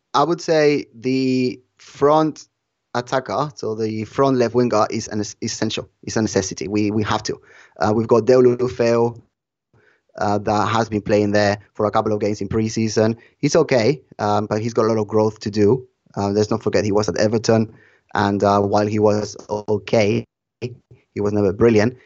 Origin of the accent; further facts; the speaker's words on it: Barcelona, Catalonia, Spain; my roots are from Barcelona. I was born in Barcelona